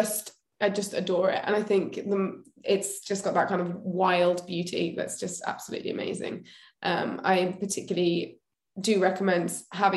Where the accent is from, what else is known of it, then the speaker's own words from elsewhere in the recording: the Southwest, South West England, United Kingdom; both from the Southwest originally.